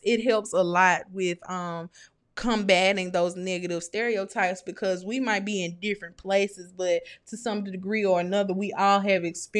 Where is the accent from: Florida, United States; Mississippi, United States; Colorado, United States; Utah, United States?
Mississippi, United States; I'm not either. I'm from Mississippi.